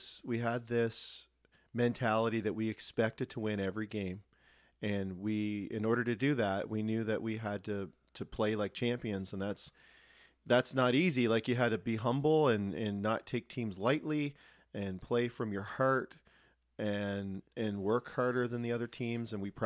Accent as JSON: {"language": "English", "town": "Cole Harbour", "region": "Nova Scotia", "country": "Canada", "tie": "born or raised there", "said": "I can remember when Scotia Arena was the rink we played in. That was before Cole Harbour Place existed"}